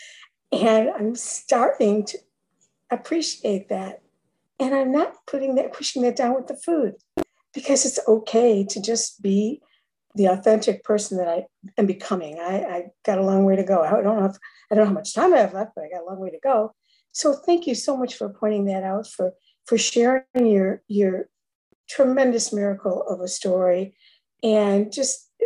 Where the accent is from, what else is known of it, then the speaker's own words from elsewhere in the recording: Chicago, Illinois, United States; now in Florida, United States; from Florida, originally Chicago